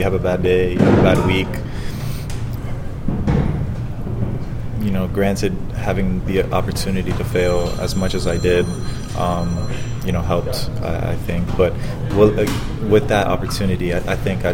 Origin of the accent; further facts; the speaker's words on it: Florida, United States; I'm from Florida, so having my family here in Tampa was, tough to manage as well